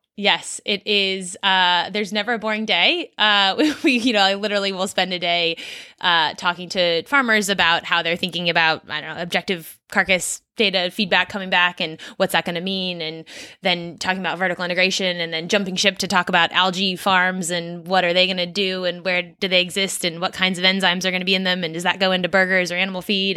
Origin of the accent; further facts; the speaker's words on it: Silicon Valley, California, United States; moved away as an adult; also born or lived in East Coast of the US / Australia; I grew up in California, actually, and, uh, in the tech world, so in Silicon Valley